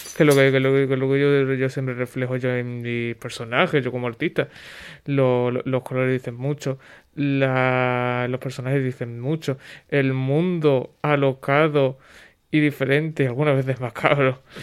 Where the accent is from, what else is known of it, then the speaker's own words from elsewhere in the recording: Huelva, Andalusia, Spain; soy de Huelva